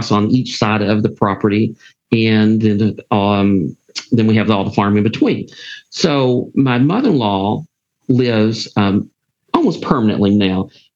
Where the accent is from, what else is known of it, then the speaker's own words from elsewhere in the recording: Pikeville, Kentucky, United States; moved away as an adult; also born or lived in Phyllis, Kentucky; now in Lexington, United States; I'm from Eastern Kentucky. I always say I'm from Pikeville